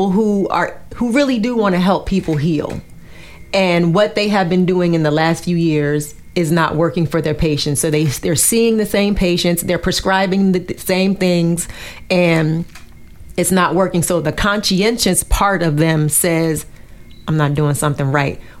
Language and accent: English; the North, United States; my grandparents were in, the South, and I was raised in the North